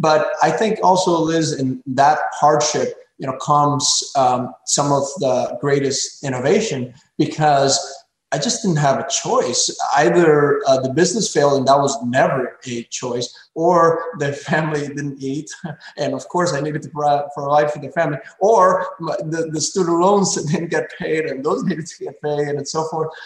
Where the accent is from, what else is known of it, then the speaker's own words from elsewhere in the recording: Pembroke Pines, Florida, United States; there was an abandoned Circuit City uh, in this corner of uh, my hometown, Pembroke Pines, Florida, in Broward County